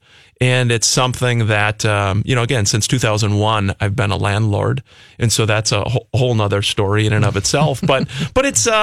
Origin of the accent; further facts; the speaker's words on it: New Prague, Minnesota, United States; I grew up down in New Prague, and kind of a small town guy like Jason